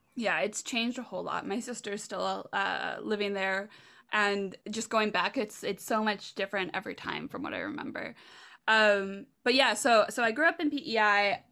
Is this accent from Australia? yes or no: no; Prince Edward Island, Canada; also born or lived in Hamilton, Ontario; moved to P E I.